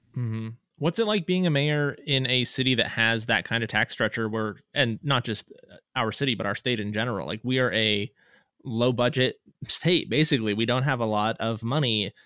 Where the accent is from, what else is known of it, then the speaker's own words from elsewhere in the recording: Reno, Nevada, United States; moved away as an adult; I grew up here in Reno, and I moved away in two thousand one and then moved back in two thousand seventeen